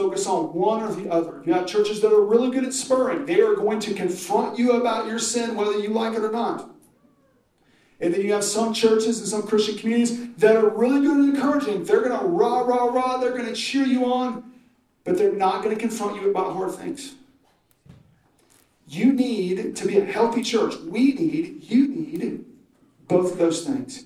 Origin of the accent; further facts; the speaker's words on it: Oklahoma, United States; I'm from Oklahoma.